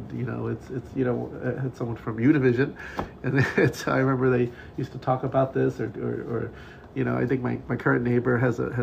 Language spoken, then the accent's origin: English; New York, United States; moved away as an adult; now in California, United States; I moved here from New York 20 years ago